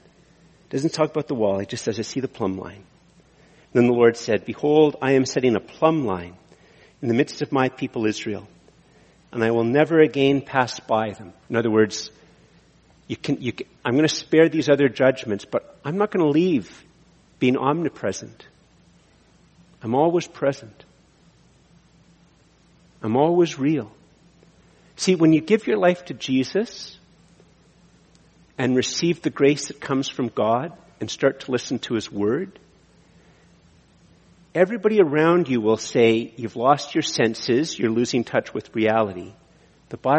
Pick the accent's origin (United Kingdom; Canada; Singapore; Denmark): Canada; as a Canadian